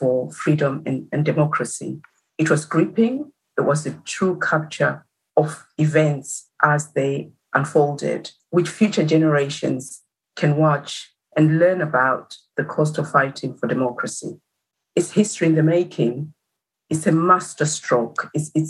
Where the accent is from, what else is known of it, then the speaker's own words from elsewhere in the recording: Zimbabwe; moved away; as a citizen of Zimbabwe